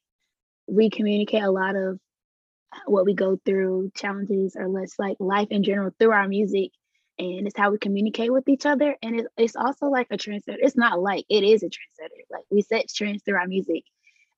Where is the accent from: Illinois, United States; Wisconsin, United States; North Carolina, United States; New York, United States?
North Carolina, United States; Durham; I'm from Durham, North Carolina.